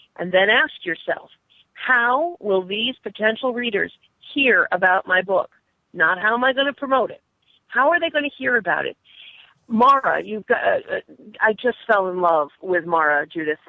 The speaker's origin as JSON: {"language": "English", "region": "New England", "country": "United States", "said": "I'm from New England"}